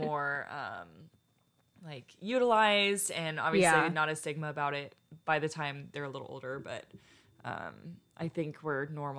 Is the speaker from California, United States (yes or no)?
no; Houston, Texas, United States; now in The Woodlands, United States; I live in the Woodlands. I'm from Houston.